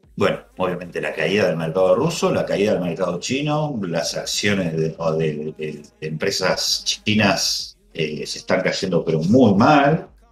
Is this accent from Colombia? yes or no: no; Argentina